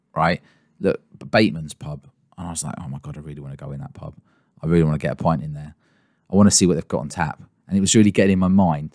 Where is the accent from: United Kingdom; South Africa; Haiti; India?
United Kingdom; England; I'm English, not Scottish